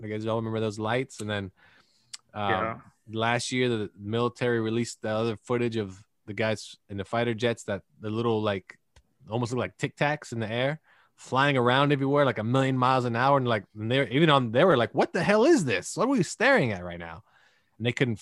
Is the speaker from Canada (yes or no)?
yes; Canada; now in United States; me growing up in Canada as a child